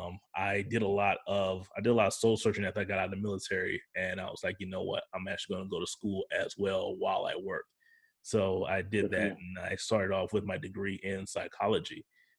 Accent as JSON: {"language": "English", "country": "United States", "said": "I'm from 45 minutes away from Florida State University"}